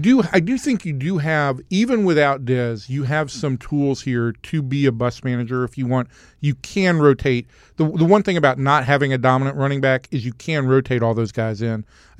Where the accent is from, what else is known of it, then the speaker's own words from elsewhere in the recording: Atlanta, Georgia, United States; I'm the guy from Atlanta. I grew up a Falcon fan.